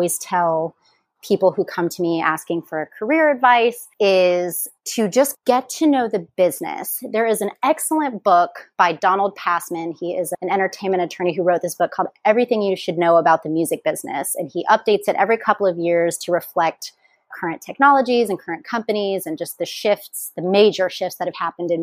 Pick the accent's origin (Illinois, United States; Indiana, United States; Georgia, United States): Indiana, United States; Indianapolis; moved away as an adult; also born or lived in Bloomington, Indiana / Los Angeles, California; now in Oahu, United States; So I am from Indianapolis, Indiana. That is where I grew up